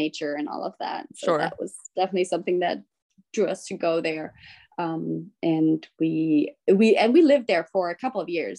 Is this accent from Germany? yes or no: yes; Germany; moved away as an adult; also born or lived in Bolivia / Denver; now in United States; And my mom is from Germany, so we actually moved to Germany when I was three and a half, and from that point on, I grew up in Germany. And I just moved to the States about 6-7 years ago.